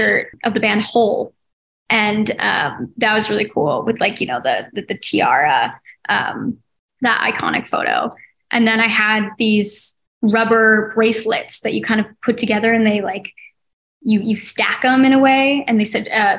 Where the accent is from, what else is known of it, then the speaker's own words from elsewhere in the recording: Oregon, United States; moved away; We grew up in Oregon